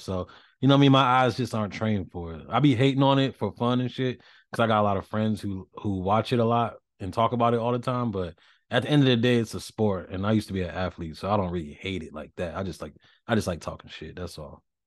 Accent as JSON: {"language": "English", "region": "the South", "country": "United States", "tie": "born or raised there", "said": "I grew up in the South"}